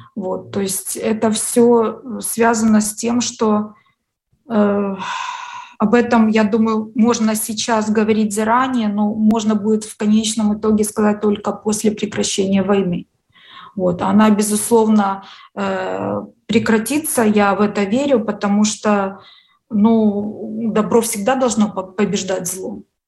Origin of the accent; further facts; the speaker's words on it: Ukraine; вот я русскоязычный человек, украинка